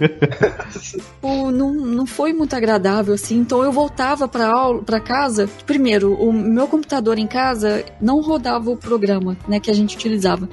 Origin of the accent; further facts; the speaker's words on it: Brazil; moved away as an adult; also born or lived in Germany; como brasileiro